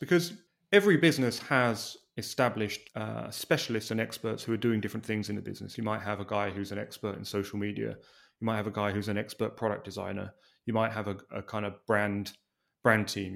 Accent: England, United Kingdom; now in Los Angeles, United States; an Englishman living in Los Angeles

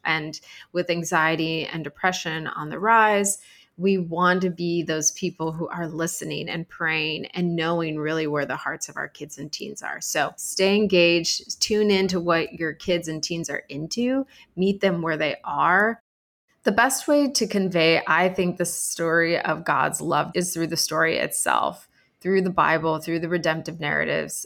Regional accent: Arizona, United States; moved away as an adult; now in New York City, United States; I'm originally from Arizona, and I've been living in New York City for the last 17 years.

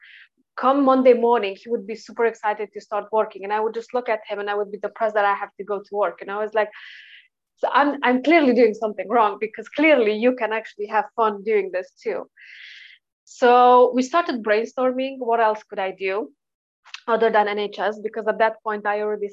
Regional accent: Romania; moved away as an adult; now in Sheffield, United Kingdom; I'm originally from Eastern Europe, and then I straight away moved to the UK straight after uni.

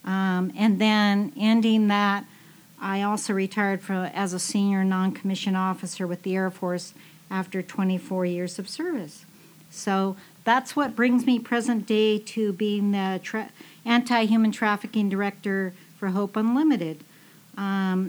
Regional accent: California, United States; I grew up in California

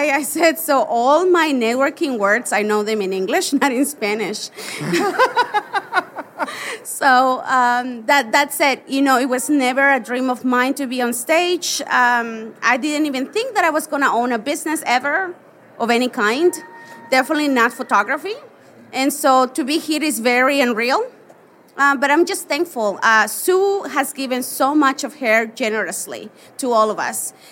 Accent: Veracruz, Mexico; born there; also born or lived in Hermosillo / Monterrey; Sí, yo nací en Veracruz, que es un estado en México que está en la costa, en la costa del Golfo de México. Nací ahí, pero nunca viví ahí.

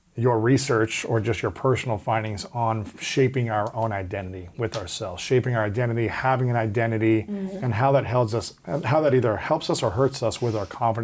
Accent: Ohio, United States; I'm a man from Ohio. I grew up in Ohio.

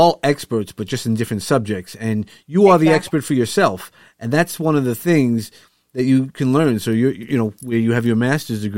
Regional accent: New York, United States; accent: New York; my New York accent

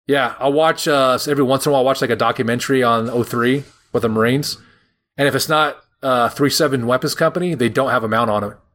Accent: Roseville, California, United States; I'm like from from Roseville, which is just north of there

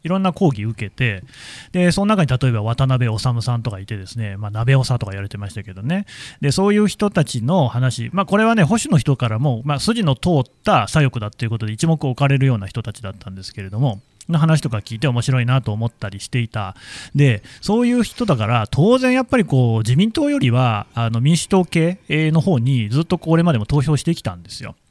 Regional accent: Aichi, Japan; 僕、愛知県出身

